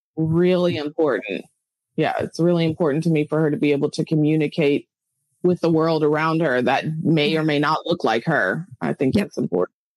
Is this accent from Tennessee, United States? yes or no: yes; Clarksville, Tennessee, United States; moved away as an adult; also born or lived in China; my little town of Clarksville, Tennessee